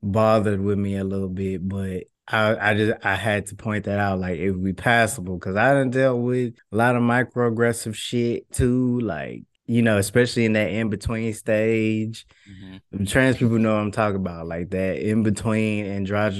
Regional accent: Houston, Texas, United States; I'm from Houston, a trans guy

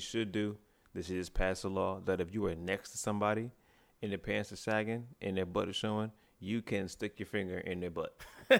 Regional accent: White Plains, New York, United States; I'm from White Plains, New York.

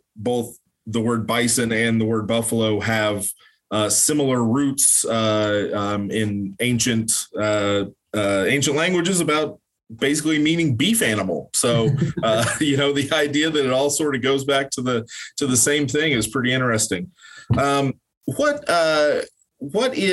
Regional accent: Oklahoma, United States; growing up in Oklahoma

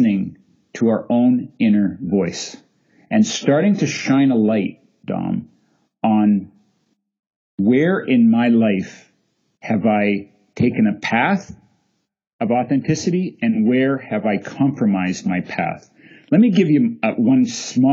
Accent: Canada; I'm a Canadian after all, and we like polite up here

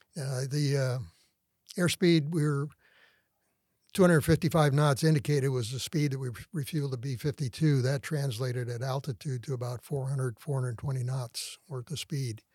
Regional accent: South San Francisco, California, United States; moved away as an adult; also born or lived in Sacramento; I was born in San Francisco and raised in the San Francisco Bay Area

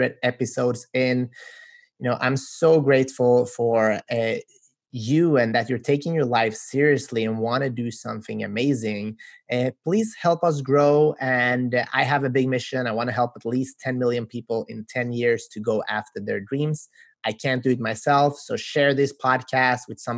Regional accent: Sweden; We're from Sweden

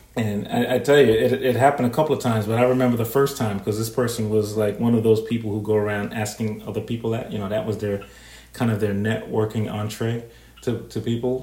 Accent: New York, United States; being a New Yorker

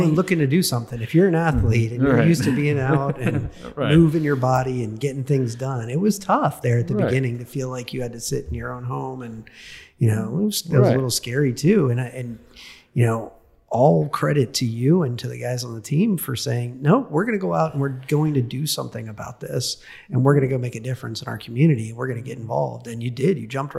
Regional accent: Florida, United States; I grew up in Florida. I know I'm not going to melt.

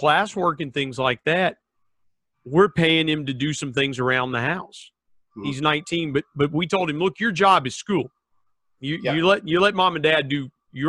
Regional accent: Southern Ohio, United States; I grew up in Southern Ohio

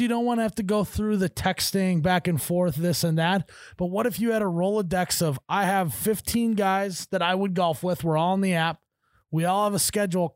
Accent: Midwest, United States; I pronounce every syllable, 'cause I'm from the Midwest

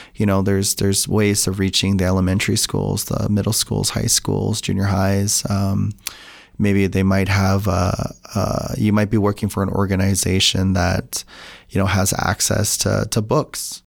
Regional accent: Tsuut'ina Nation, Southern Alberta, Canada; now in Utah, United States; I'm from Sutana Nation, which is located in Treaty Seven territory. also known as Southern Alberta

